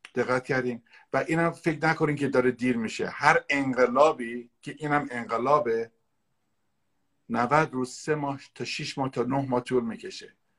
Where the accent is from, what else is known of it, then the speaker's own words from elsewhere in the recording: Iran; moved away as an adult; also born or lived in San Francisco; now in United States; من هجده سالگی از ایران اومدم بیرون